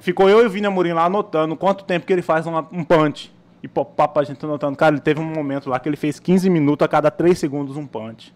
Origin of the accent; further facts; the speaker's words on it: Cuiabá, Mato Grosso, Brazil; also born or lived in Várzea Grande; eu sou nascido em Várzea Grande, né? Uhum. Criado no CPA